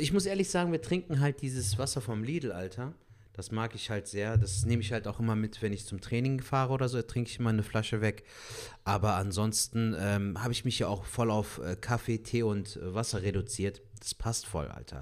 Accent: Cologne, North Rhine-Westphalia, Germany; wir als Kölner

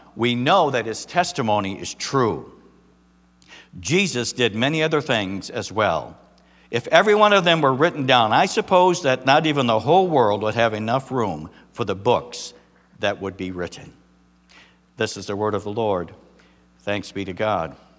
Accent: Michigan, United States; moved away; I'm from Michigan

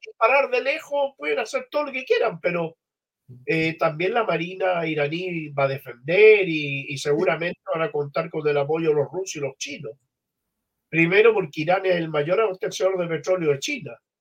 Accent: Chile; vengo de Chile

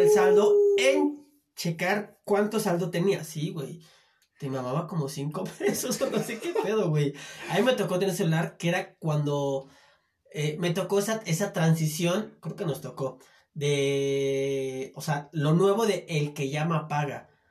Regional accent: Chiapas, Mexico; En mi tierra, Chiapas

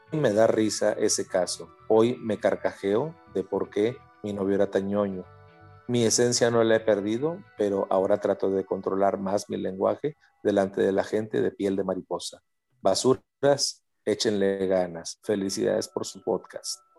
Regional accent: Culiacancito, Sinaloa, Mexico; now in Monterrey, Mexico; yo vengo de Sinaloa en realidad de una parte de afuera de la capital de Sinaloa, que es Culiacán, algo llamado Culiacancito.

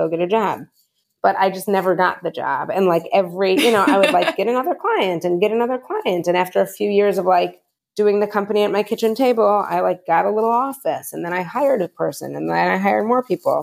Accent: Michigan, United States; moved away as an adult; now in New York City, United States; I'm from Michigan

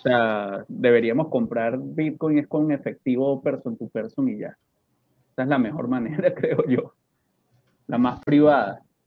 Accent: Venezuela; siendo venezolano

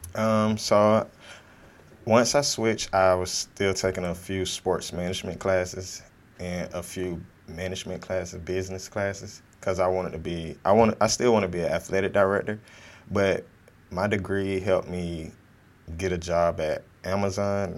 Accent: Fort Valley, Georgia, United States; I'm from Fort Valley, Georgia, um, south of Atlanta, near Macon, Georgia, 15 minutes from Macon, Georgia, small, small town

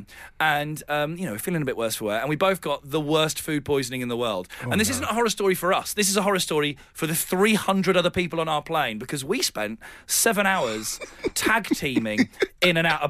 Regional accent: Didcot, South East England, United Kingdom; I'm from Didcot

